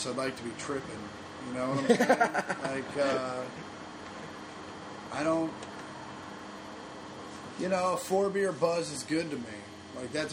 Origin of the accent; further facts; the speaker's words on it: Kansas City, United States; now in Los Angeles, United States; I grew up in Kansas City